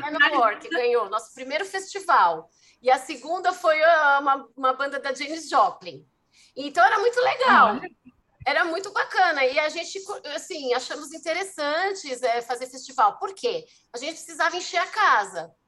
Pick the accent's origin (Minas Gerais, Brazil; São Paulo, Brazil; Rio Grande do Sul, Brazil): São Paulo, Brazil; also born or lived in ABC region, São Paulo; eu sou de São Paulo, nasci, sou paulistana, e eu fui parar na região do ABC porque eu entrei na faculdade, bem novinha, 18 anos